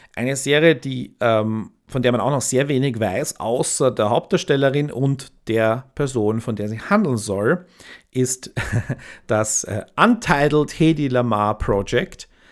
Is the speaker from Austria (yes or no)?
yes; near Königstetten and Zeiselmauer, Lower Austria, Austria; eine Gemeinde ganz in der Nähe vom, von wo ich aufgewachsen bin, Königstetten und, und Zeiselmauer